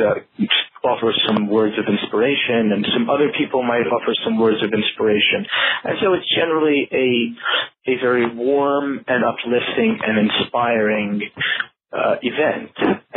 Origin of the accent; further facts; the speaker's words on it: Brooklyn, New York, United States; I grew up in Borough Park, which is in Brooklyn, and Brooklyn is a very Hasidic neighborhood, and it is also a generally Yiddish-speaking environment.